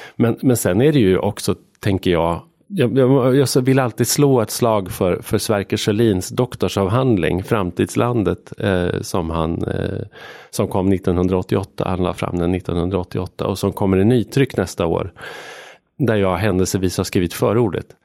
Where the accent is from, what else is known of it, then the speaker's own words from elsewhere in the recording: Arbrå, Gävleborg County, Sweden; moved away as an adult; jag är född och uppvuxen i en by utanför en, ett litet industrisamhälle, vattenkraftssamhälle som heter Arbro som ligger mellan Bollnäs och Järvsö.